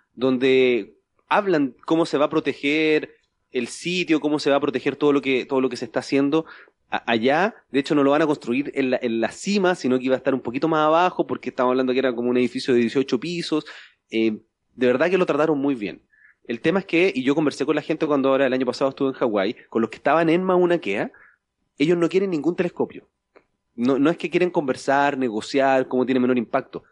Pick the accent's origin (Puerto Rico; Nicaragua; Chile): Chile; soy chileno